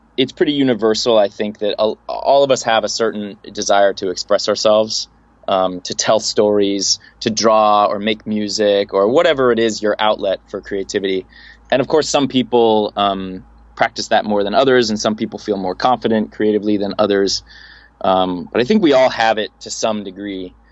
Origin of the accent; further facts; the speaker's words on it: Los Angeles, California, United States; be born and raised in Los Angeles, uh, in a suburb of Los Angeles, the San Fernando Valley